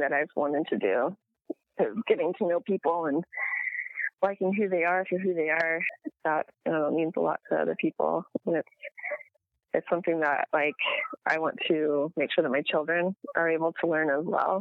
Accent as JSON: {"language": "English", "town": "Manassas", "region": "Virginia", "country": "United States", "tie": "born or raised there", "said": "I was born in Northern Virginia, so it's Washington, D.C. area. I live, like, 45 minutes away from D.C."}